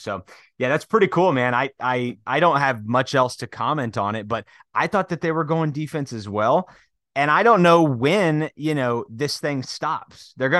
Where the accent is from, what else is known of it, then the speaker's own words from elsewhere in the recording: Wichita, Kansas, United States; I grew up in Wichita